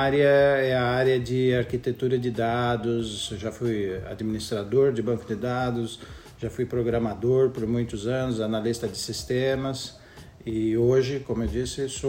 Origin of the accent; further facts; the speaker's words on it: São Paulo, Brazil; moved away as an adult; now in Australia; agora eu passei praticamente os seis primeiros meses do ano em São Paulo, de onde eu sou, sou paulistano, né, da Zona Norte